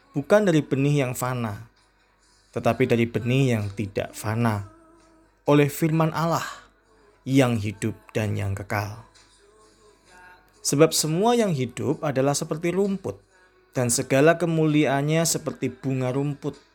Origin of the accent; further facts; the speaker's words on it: Indonesia; saya berasal dari Indonesia.